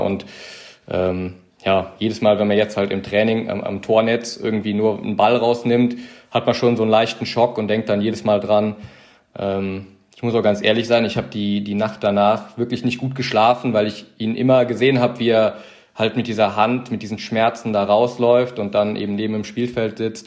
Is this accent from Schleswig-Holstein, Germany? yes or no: no; Weibern, Rhineland-Palatinate, Germany; moved away; also born or lived in Adenau; mir ist Heimat Weibern. Das ist in der Eifel, kleines Dörfchen.